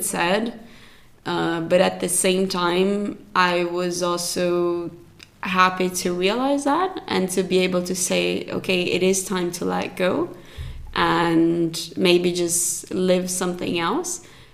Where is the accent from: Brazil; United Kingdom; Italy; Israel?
Brazil; moved away as an adult; also born or lived in Zurich, Switzerland; I grew up in Brazil and I've been in Switzerland for 12 years now